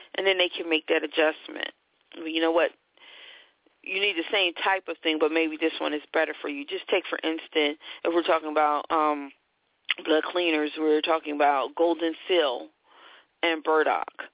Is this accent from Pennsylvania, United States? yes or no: yes; Philadelphia, Pennsylvania, United States; I'm from Philadelphia, and Temple is one of our schools.